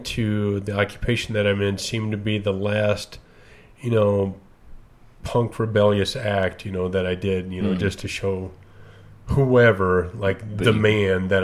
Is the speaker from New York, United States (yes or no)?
no; Castle Rock, Colorado, United States; also born or lived in Oklahoma; I grew up in Castle Rock. So I'm originally from Oklahoma, but grew up down in Castle Rock.